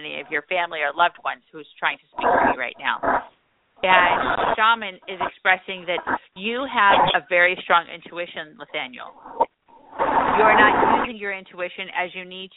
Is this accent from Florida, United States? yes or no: no; California, United States; I'm from there too, you know, California